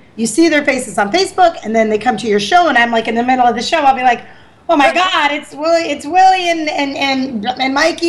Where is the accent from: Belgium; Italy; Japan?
Italy; Bari, Apulia; born there; I was born in Bari, yes. I was born on vacation. They didn't plan well.